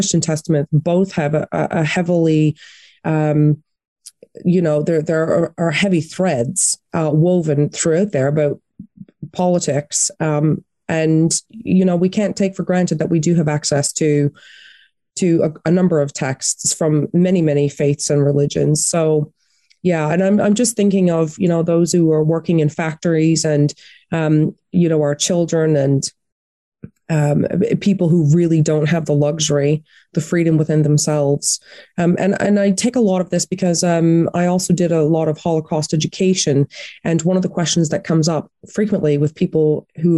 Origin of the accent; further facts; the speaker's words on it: Atlantic Canada, Canada; now in United Kingdom; I grew up in Atlantic Canada